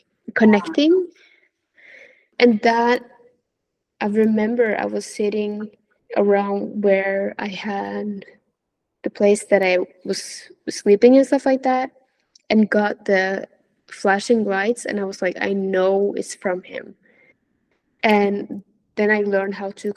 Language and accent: English; Norway; moved away as an adult; living in my hometown, which is in Norway.